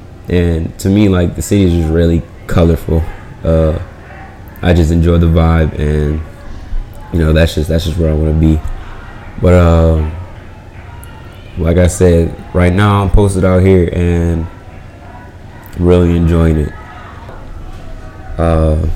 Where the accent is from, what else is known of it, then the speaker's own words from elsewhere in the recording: New Orleans, Louisiana, United States; also born or lived in Atlanta, Georgia; now in United Arab Emirates; I'm from the United States, more specifically New Orleans, Louisiana